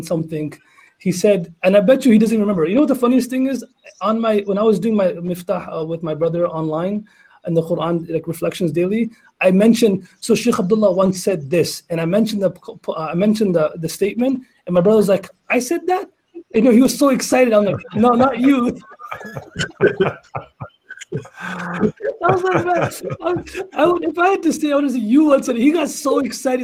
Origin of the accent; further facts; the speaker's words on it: Canada; I'm also Canadian